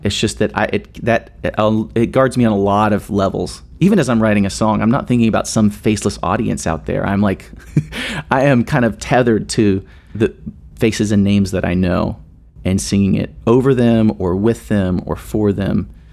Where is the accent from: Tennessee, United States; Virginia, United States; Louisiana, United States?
Tennessee, United States; Nashville; moved away as an adult; also born or lived in Seattle; now in Indianapolis, United States; I grew up in Nashville, Tennessee